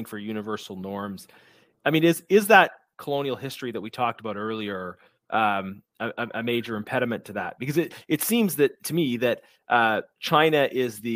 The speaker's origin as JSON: {"language": "English", "country": "Canada", "said": "as a Canadian"}